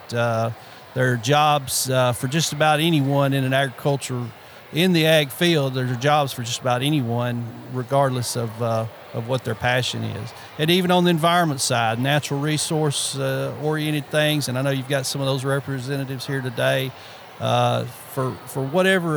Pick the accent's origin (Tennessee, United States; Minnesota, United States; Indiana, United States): Tennessee, United States; Obion County; I was raised right here in Obion County